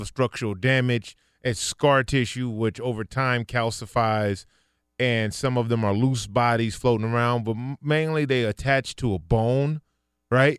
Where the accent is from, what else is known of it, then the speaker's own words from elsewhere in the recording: Inglewood, California, United States; I grew up in Inglewood